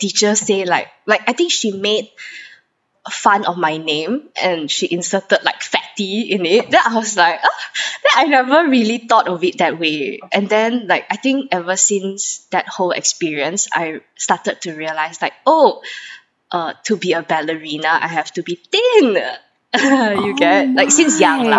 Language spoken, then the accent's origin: English; Brunei; I grew up in Brunei